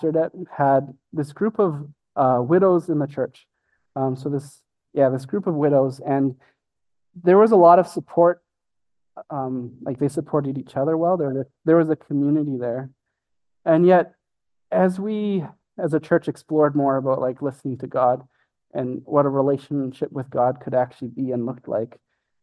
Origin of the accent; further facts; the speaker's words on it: Brooks, Alberta, Canada; also born or lived in Calgary, Alberta; we moved from Brooks, Alberta